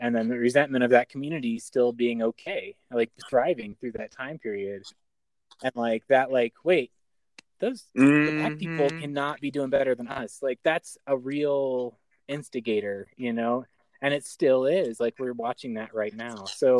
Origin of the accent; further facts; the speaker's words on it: Oklahoma, United States; I grew up in Oklahoma